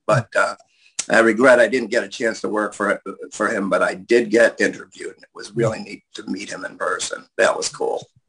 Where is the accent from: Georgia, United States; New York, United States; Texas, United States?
New York, United States; New York City; I'm from Queens